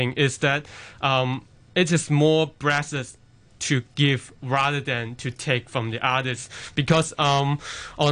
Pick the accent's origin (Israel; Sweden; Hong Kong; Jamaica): Hong Kong; I was born in Hong Kong and, yeah, made in Hong Kong